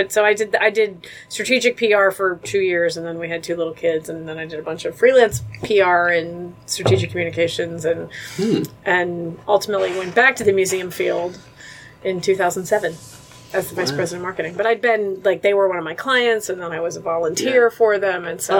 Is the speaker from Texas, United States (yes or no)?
no; Mansfield, Ohio, United States; moved away as an adult; now in Cincinnati, United States; No, I grew up in Mansfield, Ohio.